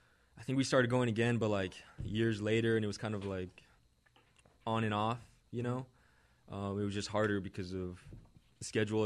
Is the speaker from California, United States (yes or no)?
yes; California, United States; I grew up in Orange County, California.